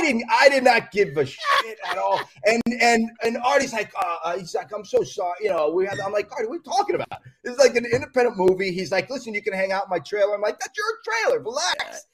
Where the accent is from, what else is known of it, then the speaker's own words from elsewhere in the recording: Florida, United States; moved away as an adult; also born or lived in Queens, New York / New York; now in Los Angeles, United States; I went down to Florida and grew up down there